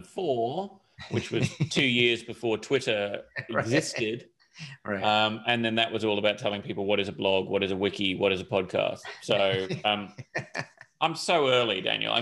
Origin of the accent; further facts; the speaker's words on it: Hong Kong; also born or lived in United Kingdom; I grew up in Hong Kong, which was a great place to grow up in the late 70s through the 80s